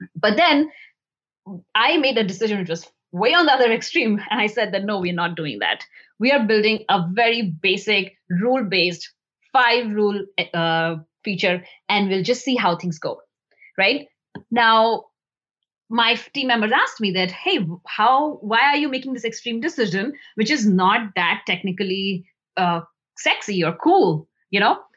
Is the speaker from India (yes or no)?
yes; India; moved away as an adult; also born or lived in New Delhi, India; I grew up in India